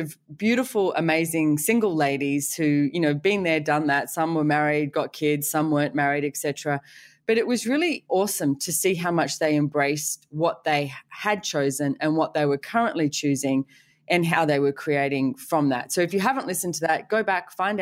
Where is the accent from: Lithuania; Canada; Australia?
Australia; being Australian